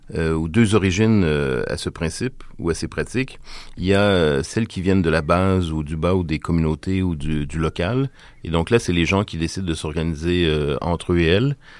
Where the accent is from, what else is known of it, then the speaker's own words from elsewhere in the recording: Quebec, Canada; la, loi du baillon qu'on a euh, chez nous au Québec